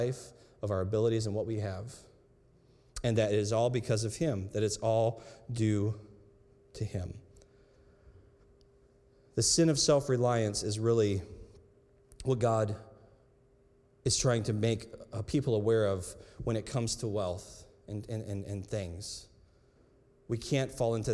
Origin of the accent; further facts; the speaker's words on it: United States; I grew up in America